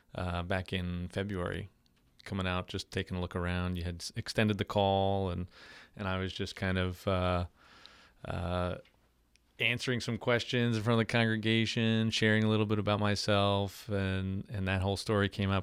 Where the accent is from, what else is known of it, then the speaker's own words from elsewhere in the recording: Long Island, New York, United States; moved away as an adult; now in Slidell, United States; I'm originally from New York, born and raised Long Island, New York